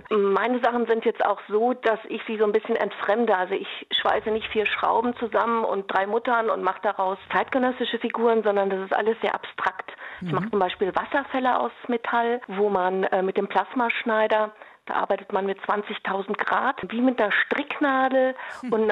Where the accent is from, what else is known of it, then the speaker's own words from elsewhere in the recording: North Rhine-Westphalia, Germany; Also wir kommen aus dem Ruhrgebiet.